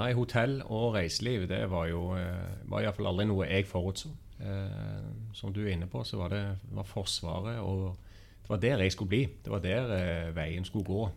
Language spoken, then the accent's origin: Norwegian; Stavanger, Rogaland, Norway; also born or lived in Copenhagen, Denmark; hører gjerne på dialekten at jeg er fra Stavanger. Ja, Det er ikke vanskelig. og har flytta meg rundt i, i, i Norden spesielt.